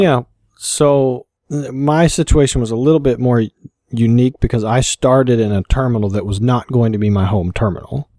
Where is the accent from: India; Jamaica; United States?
United States; Kentucky; born or raised there; moved away; also born or lived in Colorado